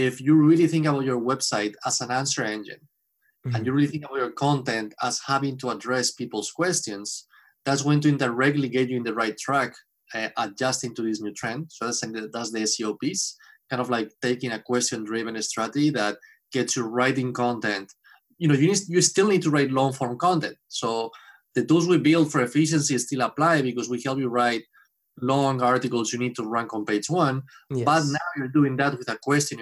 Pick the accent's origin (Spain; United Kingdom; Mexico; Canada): Spain; moved away as an adult; now in Boston, United States; I'm from Spain. I've been in Boston for 10 years now